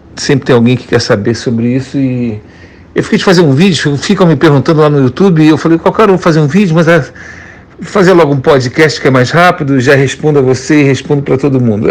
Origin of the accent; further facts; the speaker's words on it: Brazil; moved away; como brasileiro, eu sou do país que tem a melhor bolsa de valores do planeta